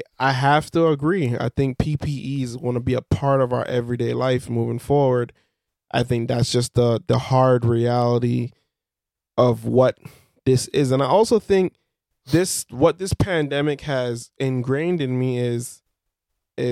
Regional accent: Belize; where I'm from Belize

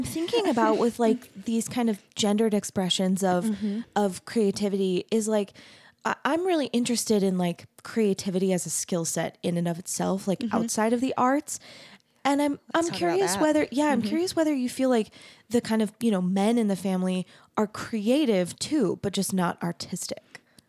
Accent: Arizona, United States; I grew up LDS, but mm-hmm. I grew up in Arizona.

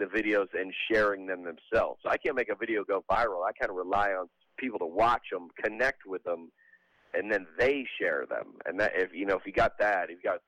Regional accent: Lilburn, Georgia, United States; now in Nashville, United States; I was born and raised in the South at Lilburn, Georgia, right north of Atlanta.

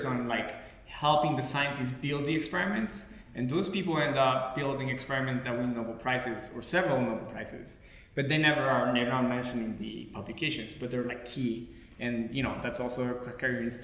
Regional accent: Colombia; moved away as an adult; also born or lived in France; now in Boulder, United States; So I was born in France, but I grew up mostly in Colombia.

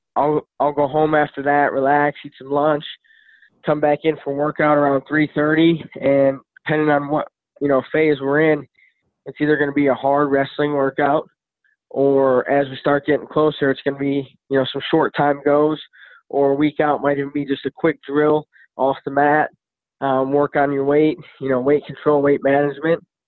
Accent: Midwest, United States; I'm from the Midwest.

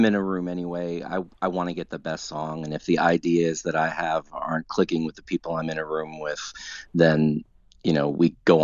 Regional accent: South Orange, New Jersey, United States; moved away as an adult; also born or lived in New York City / Philadelphia; now in Nashville, United States; I grew up in New Jersey, in a town called South Orange, which is in North Jersey

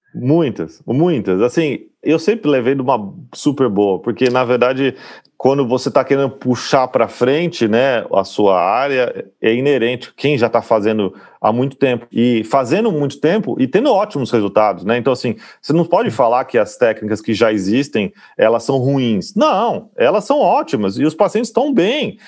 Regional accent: Campinas, São Paulo, Brazil; moved away; eu sou de Campinas

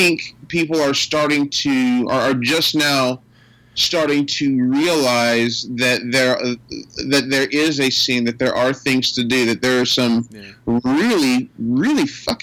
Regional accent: Pine Bluff, Arkansas, United States; accent: South Arkansas; I grew up in South Arkansas, and so I speak South Arkansas

